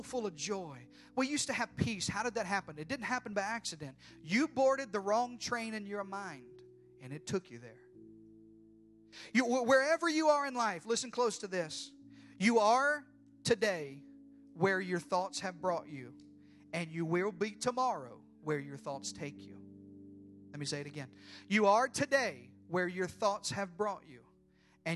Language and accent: English; Arkansas, United States; I was born and raised in Arkansas